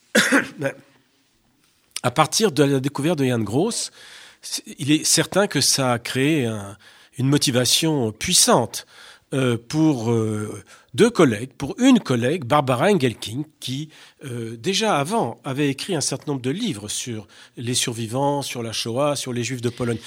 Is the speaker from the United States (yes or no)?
no; France; chez nous en France